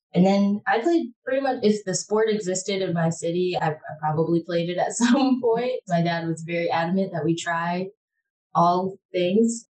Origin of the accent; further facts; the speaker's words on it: Michigan, United States; moved away; also born or lived in Detroit, Michigan / Ann Arbor, Michigan; I am originally from Michigan, born in Detroit, graduated from Ann Arbor Public Schools